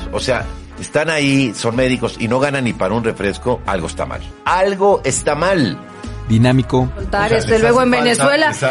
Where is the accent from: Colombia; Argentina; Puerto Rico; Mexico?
Mexico; nosotros como mexicanos tenemos una gran cultura en estas fechas